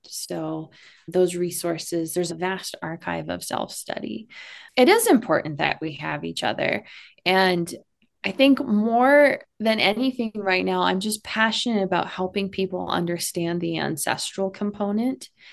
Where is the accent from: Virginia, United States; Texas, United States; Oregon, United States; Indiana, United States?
Texas, United States; I'm from Texas